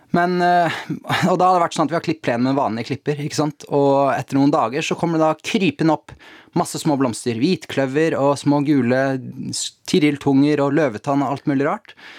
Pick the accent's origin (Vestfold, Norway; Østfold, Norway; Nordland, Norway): Vestfold, Norway; Tjøme; Jeg har vokst opp på Tjøme, da, eh, ute ytterst i Oslofjorden